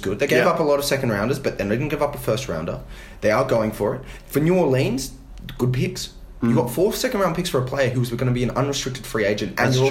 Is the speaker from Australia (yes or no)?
yes; Australia; as an Aussie, I'm delighted that he got traded.